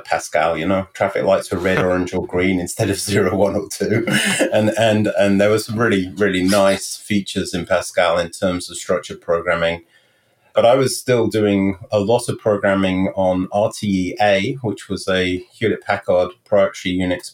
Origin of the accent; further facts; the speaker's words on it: Stroud, South West England, United Kingdom; moved away as an adult; also born or lived in Henley-on-Thames, England / London, England; now in Morristown, United States; I was born in the Cotswolds, actually in Stroud in Gloucestershire in the United Kingdom. And I lived there for really 10 years. And then my parents moved to Hendingon-on-Thames